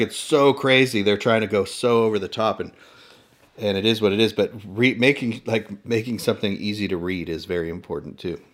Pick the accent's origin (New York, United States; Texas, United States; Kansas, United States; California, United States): California, United States; Inland Empire, Southern